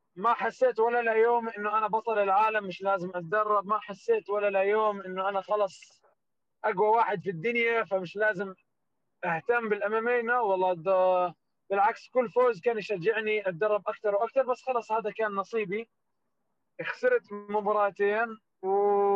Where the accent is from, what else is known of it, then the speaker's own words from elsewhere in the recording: Jordan; also born or lived in Palestine; now in United States; انا من الاردن وفلسطين